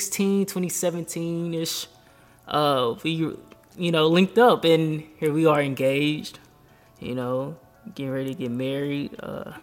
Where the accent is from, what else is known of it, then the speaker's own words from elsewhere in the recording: Fort Worth, Texas, United States; moved away as an adult; now in Austin, United States; I'm from Fort Worth.